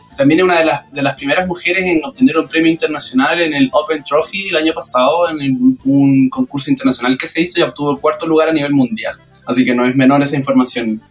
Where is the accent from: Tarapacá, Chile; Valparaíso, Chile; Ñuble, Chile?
Valparaíso, Chile; Quilpué; moved away; also born or lived in Peña Blanca / La Ligua / Santiago; yo, nací en Quilpué, viví en Peña Blanca, mis abuelos son de Villa Alemana, y, lo más curioso es que yo viví en la Ligua